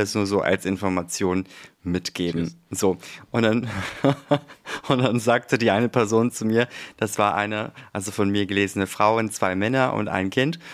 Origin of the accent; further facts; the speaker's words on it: Germany; ich bin ja auch deutsch, bin ja hier auch geboren, meine Eltern ja auch, aufgewachsen